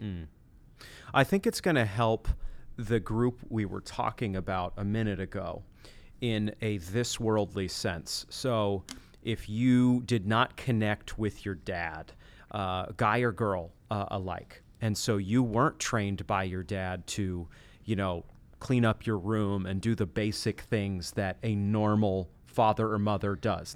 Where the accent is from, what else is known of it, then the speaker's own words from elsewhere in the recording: Machias, Maine, United States; the school in the town where I grew up in Maine